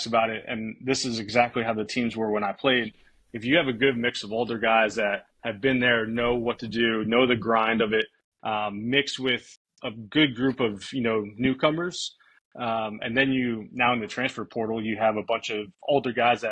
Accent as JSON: {"language": "English", "region": "New Jersey", "country": "United States", "tie": "born or raised there", "also_born_or_lived": "North Carolina", "moved": "as an adult", "said": "Growing up in New Jersey"}